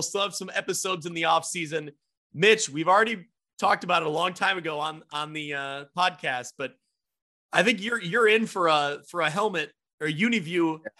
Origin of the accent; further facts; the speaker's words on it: Ottawa, Illinois, United States; I'm from Ottawa, Illinois, and the I&M Canal goes through Ottawa.